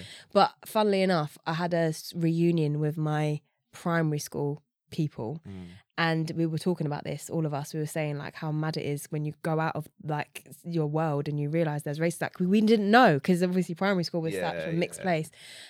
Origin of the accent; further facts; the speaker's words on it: London, United Kingdom; I grew up in East London.